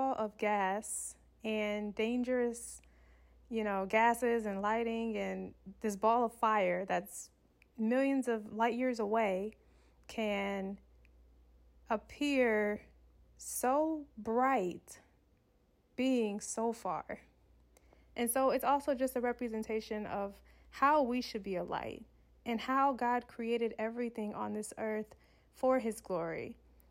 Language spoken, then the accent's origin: English; Michigan, United States; now in Southern California, United States; I come from Michigan, where it's probably snowing in Michigan